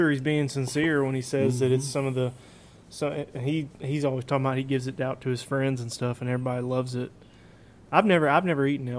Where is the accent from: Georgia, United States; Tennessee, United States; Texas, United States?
Tennessee, United States; I'm born and raised in Tennessee, man. I'm not really used to that kind of cold.